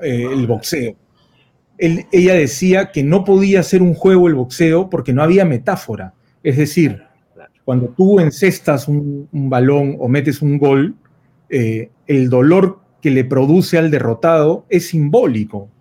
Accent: Peru; como muchos peruanos

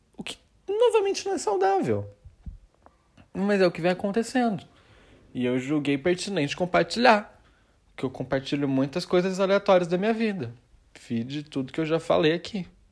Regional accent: Brazil; a gente é brasileira

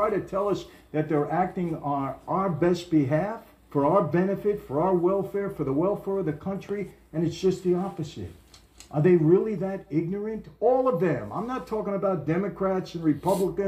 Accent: New York City, New York, United States; now in California, United States; I'm a New Yorker.

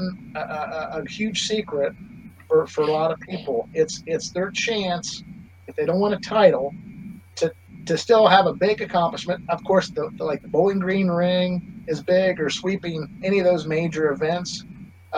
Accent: Enderby, British Columbia, Canada; that's my hometown. I grew up there.

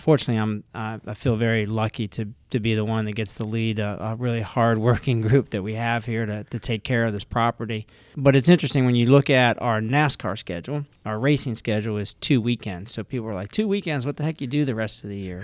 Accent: Ohio, United States; now in Richmond, United States; I had two older brothers that went to, uh, vocational school where we grew up in Ohio

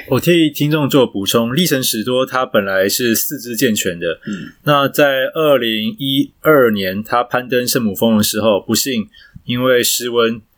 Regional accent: Yongkang Street, Taipei, Taiwan; 因为我老家我住在那个永康街

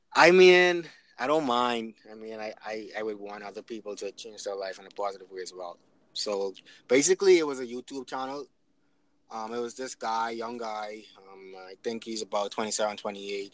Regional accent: Nassau, New Providence, Bahamas; moved away as an adult; also born or lived in Canada; now in Freeport, Bahamas; I'm from Nassau, but I moved to Freeport

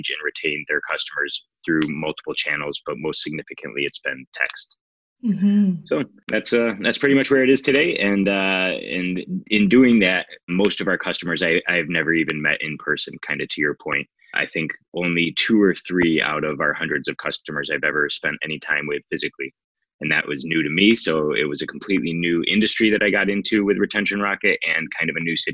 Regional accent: Michigan, United States; moved away as an adult; now in San Diego, United States; I grew up in Michigan

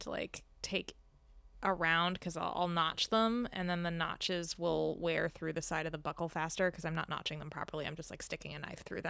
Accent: Maryland, United States; I am from Maryland

